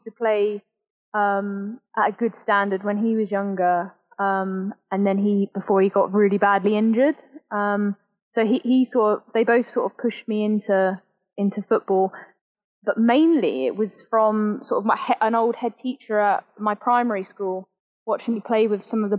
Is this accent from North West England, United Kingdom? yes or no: no; Petersfield, South East England, United Kingdom; also born or lived in Southampton; I originally sort of grew up in Hampshire near sort of Petersfield Way. And I still live near Petersfield Way now